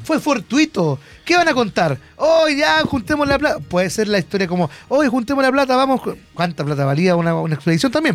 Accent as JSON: {"language": "Spanish", "country": "Chile", "said": "uno como chileno"}